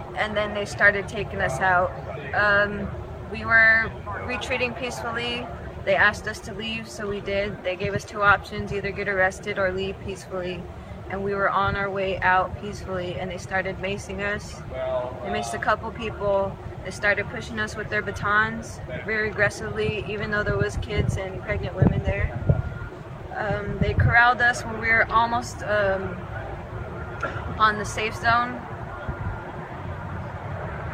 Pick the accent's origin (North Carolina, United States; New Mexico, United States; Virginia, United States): New Mexico, United States; Dulce; I'm from the Hickory Apache Nation in Dulce, New Mexico